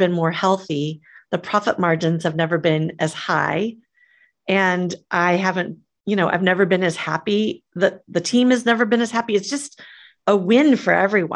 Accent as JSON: {"language": "English", "region": "Midwest", "country": "United States", "tie": "born or raised there", "said": "I grew up in the Midwest"}